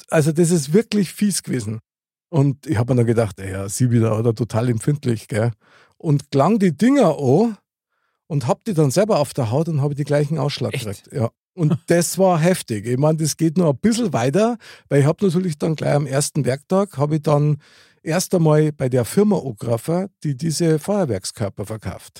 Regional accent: Bavaria, Germany; als Bayer

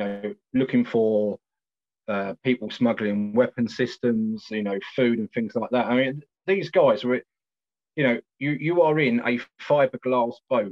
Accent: South East England, United Kingdom; You know, we come from Kent, and you know, one of the lads comes quite a long way, actually.

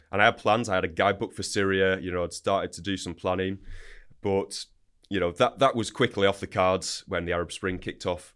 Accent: Wigan, North West England, United Kingdom; So, grew up in Wigan, Northern England.

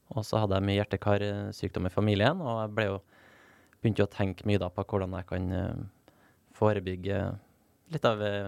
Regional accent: Nordvestlandet, Norway; ei øy der, der jeg vokste opp på Nordvestlandet

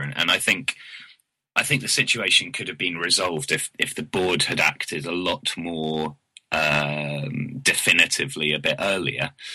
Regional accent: the south coast of England, United Kingdom; being from the timid south coast

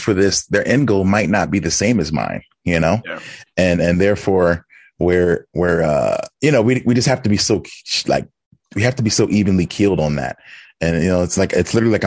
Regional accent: Philadelphia, Pennsylvania, United States; I'm from Philadelphia

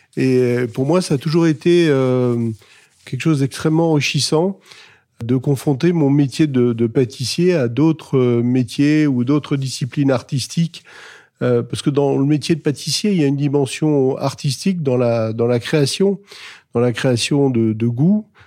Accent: Alsace, Grand Est, France; est située en Alsace, à Wittenheim, donc dans ma région natale

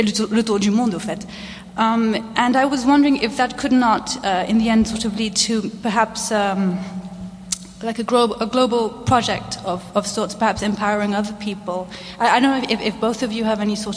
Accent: Mauritius; English is a second language; moved away; I come from Mauritius, as does my partner

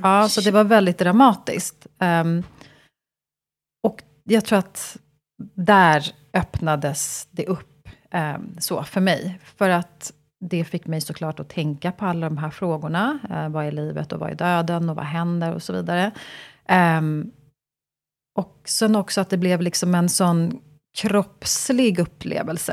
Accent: Stockholm, Stockholm County, Sweden; jag är född och uppvuxen i Stockholm

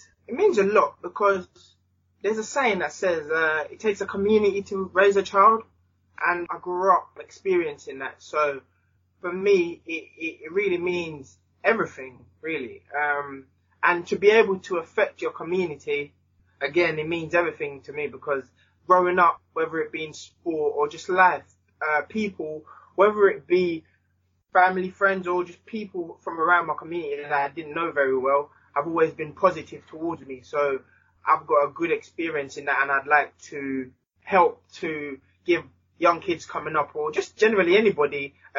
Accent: Jamaica; now in England; And as I said, myself, especially when I moved from Jamaica to England, just the amount of people that helped me in sport and outside of sport and my whole community.

